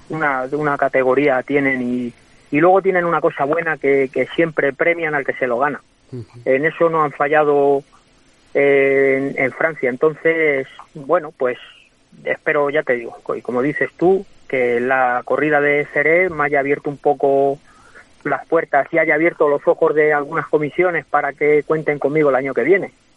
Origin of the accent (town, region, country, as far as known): Guadalajara, Castilla-La Mancha, Spain; now in Madrid, Spain